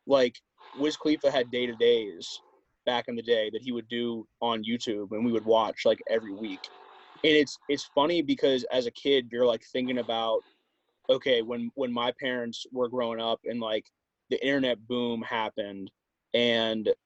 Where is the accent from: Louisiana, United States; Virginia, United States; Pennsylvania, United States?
Pennsylvania, United States; Pittsburgh; growing up in Pittsburgh.